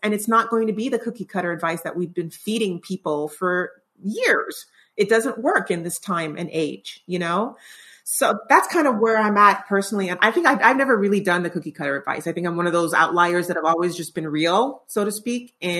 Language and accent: English; Canada; Which is, that boggles my mind as a Canadian.